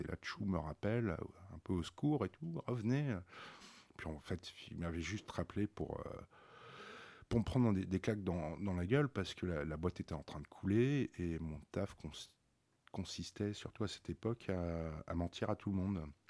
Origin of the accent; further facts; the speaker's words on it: Paris, Île-de-France, France; grandir dans, le 16e arrondissement